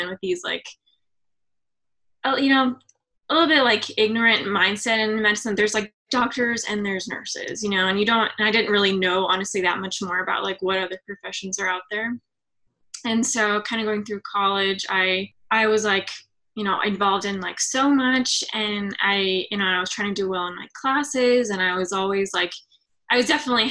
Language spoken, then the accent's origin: English; Atlanta, Georgia, United States; moved away as an adult; now in Philadelphia, United States; I'm from Georgia, Atlanta, Georgia, like a suburb